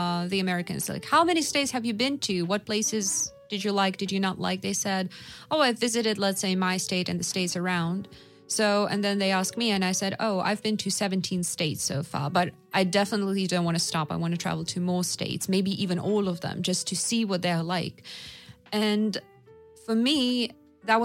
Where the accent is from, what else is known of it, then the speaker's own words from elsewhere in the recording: Russia; for Russians